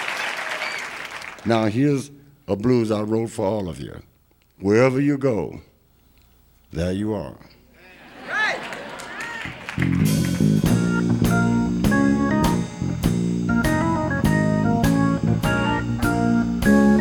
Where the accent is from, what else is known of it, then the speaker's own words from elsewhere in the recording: Texas, United States; We formed a little band in my hometown when I was growing up